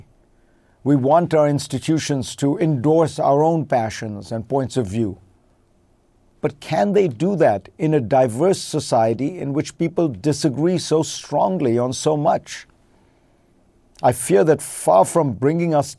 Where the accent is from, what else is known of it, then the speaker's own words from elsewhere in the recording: India; moved away as an adult; now in United States; Growing up in India